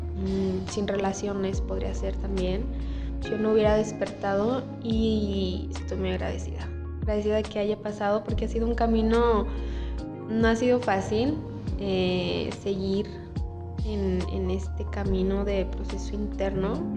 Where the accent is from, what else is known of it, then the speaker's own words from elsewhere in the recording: Aguascalientes, Mexico; soy de aquí de Aguascalientes